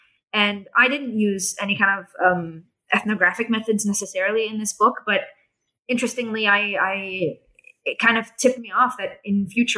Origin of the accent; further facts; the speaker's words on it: Jerusalem, Jerusalem District, Israel; they had this assumption that, you know, I'm from Jerusalem. I'm part of their society.